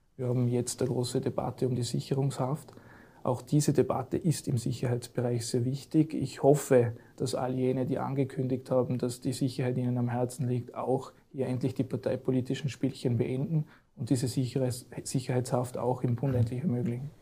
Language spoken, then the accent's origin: German; Vorarlberg, Austria; als Vorarlberger